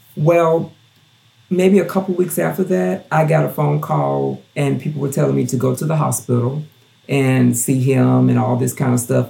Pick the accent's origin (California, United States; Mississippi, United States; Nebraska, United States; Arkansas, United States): Mississippi, United States; Gulfport; also born or lived in Knoxville, Tennessee; now in Strawberry Plains, United States; before i moved to tennessee i lived in gulfport mississippi which is where my hometown where i'm from